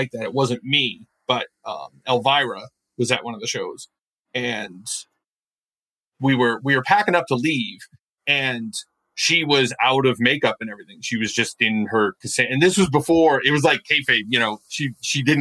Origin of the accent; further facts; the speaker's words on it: Maine, United States; I'm from Maine